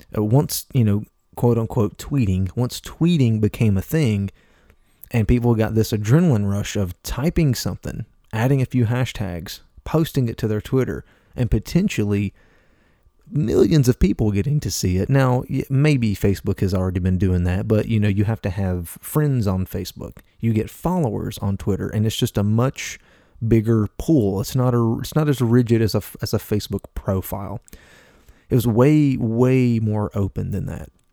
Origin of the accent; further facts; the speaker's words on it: Appalachia, United States; I'm from Appalachia, okay? I'm from a southern state, and I'm from the southern part of that state.